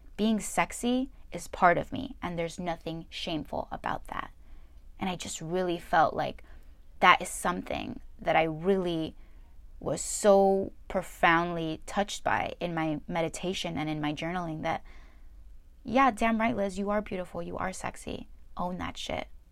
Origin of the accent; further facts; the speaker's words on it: New Jersey, United States; I was born in New Jersey